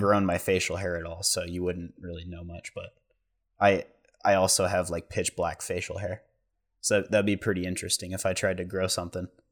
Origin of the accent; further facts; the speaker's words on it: Central Point, Oregon, United States; also born or lived in Seaside, Oregon; I was three years old, and we moved down here because my grandparents, um, and I think my dad's brother moved down here